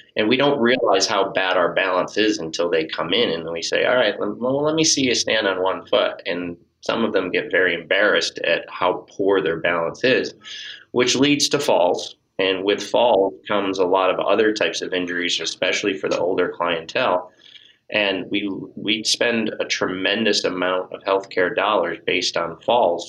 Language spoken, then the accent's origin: English; Northeast, United States; also born or lived in Miami, Florida / West Palm Beach, Florida; now in Massachusetts, United States; moved up to Massachusetts because I was from the Northeast and always wanted to get back to the Northeast